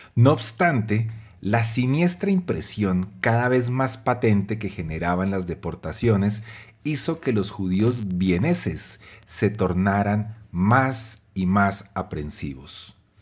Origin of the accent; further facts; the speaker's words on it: Colombia; psicólogo y publicista colombiano